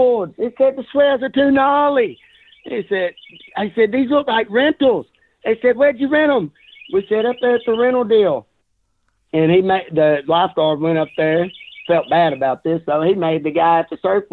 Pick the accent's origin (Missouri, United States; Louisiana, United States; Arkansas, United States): Arkansas, United States; Southeast; I was raised in Southeast Arkansas where I grew up swimming in these rivers